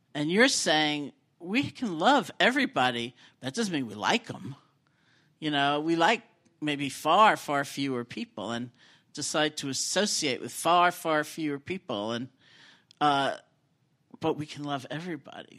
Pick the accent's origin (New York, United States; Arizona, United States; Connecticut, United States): New York, United States; New York City; I grew up in New York City